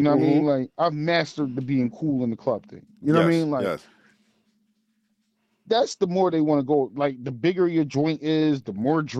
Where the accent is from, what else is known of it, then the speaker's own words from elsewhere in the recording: United States; also born or lived in Hartford, Connecticut; Because I'm an American